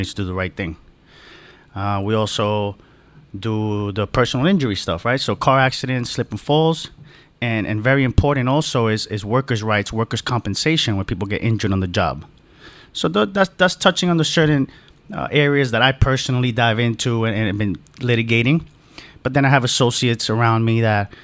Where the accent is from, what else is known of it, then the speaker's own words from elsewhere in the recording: New York City, New York, United States; moved away as an adult; now in Miami, United States; I was born and raised in the Bronx, New York